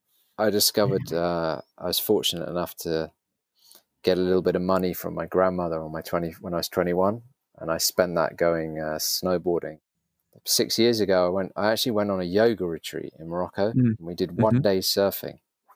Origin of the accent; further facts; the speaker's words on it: London, United Kingdom; Yes, I grew up in England. So I've lived in London since I was about 5 or 6 years old. So London's my home.